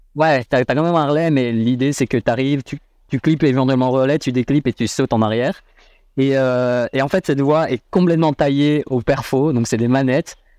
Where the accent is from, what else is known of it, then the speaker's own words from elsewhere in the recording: Brussels, Brussels-Capital Region, Belgium; je suis né à Bruxelles. J'ai grandi à Bruxelles.